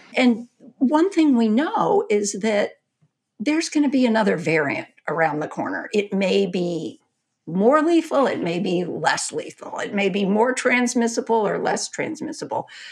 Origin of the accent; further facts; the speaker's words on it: Texas, United States; I'm a Texan